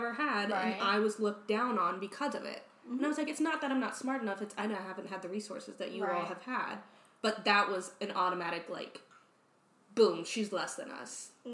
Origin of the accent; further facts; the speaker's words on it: small town outside Richmond, Virginia, United States; moved away as an adult; now in Arizona, United States; I'm from Virginia. Like, a small town. Richmond.